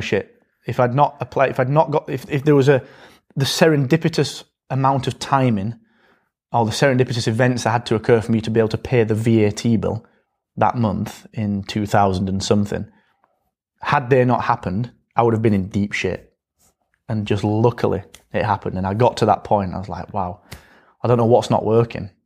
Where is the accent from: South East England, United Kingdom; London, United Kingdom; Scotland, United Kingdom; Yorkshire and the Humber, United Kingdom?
Yorkshire and the Humber, United Kingdom; Barnsley; I come from Barnsley, and I come from this school